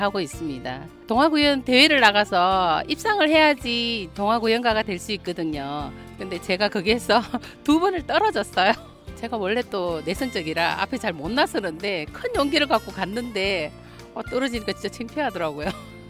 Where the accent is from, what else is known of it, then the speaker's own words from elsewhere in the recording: Ulsan, South Korea; 저는 울산에서 온